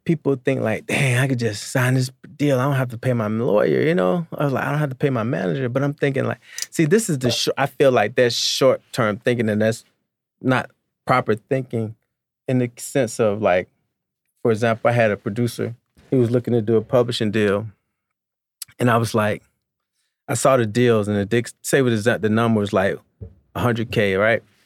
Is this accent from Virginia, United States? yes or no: no; Albany, Georgia, United States; I'm a kid from Albany, Georgia